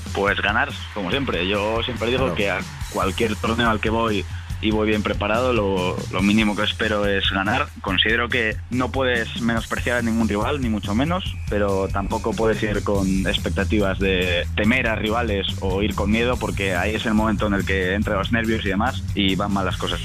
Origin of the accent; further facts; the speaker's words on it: Spain; somos dos españoles, dos portugueses, y dos franceses